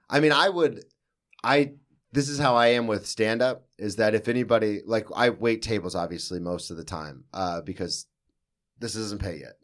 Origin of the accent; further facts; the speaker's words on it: the South, United States; I'm from the South